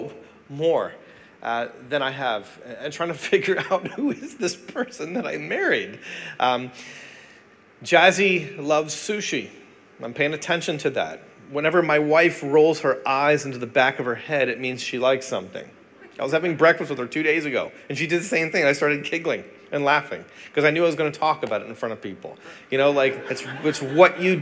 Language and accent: English; Canada; I'm Canadian.